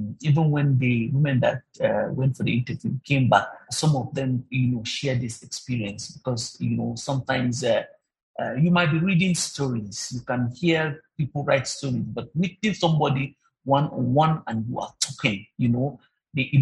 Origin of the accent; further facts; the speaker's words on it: Nigeria; us as Nigerian women workers